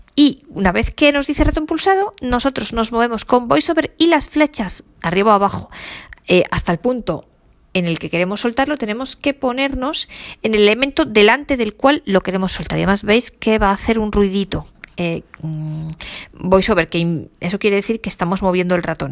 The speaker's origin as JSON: {"language": "Spanish", "country": "Spain", "said": "yo como buena española"}